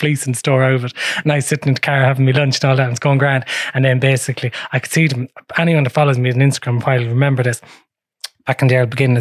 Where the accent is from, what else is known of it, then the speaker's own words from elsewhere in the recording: Offaly, Leinster, Ireland; I live in Offaly